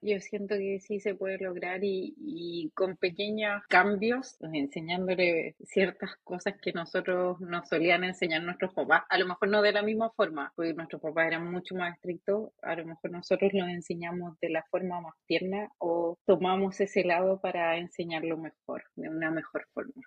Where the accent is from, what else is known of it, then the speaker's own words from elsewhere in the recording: Chile; now in United States; como chilenas